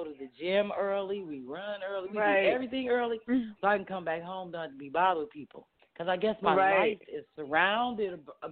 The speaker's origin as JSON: {"language": "English", "town": "Kirkwood", "region": "Missouri", "country": "United States", "tie": "born or raised there", "moved": "as an adult", "lives_now": "Philadelphia, United States", "said": "I grew up out in Kirkwood"}